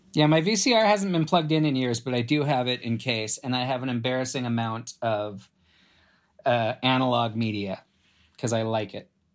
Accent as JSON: {"language": "English", "town": "Los Angeles", "region": "California", "country": "United States", "tie": "born or raised there", "also_born_or_lived": "San Francisco", "said": "I grew up in Los Angeles and just immersed in the film industry"}